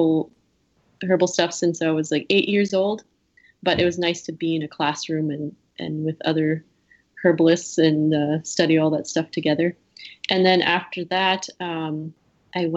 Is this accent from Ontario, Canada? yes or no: no; Cumberland House, Saskatchewan, Canada; my hometown Cumberland House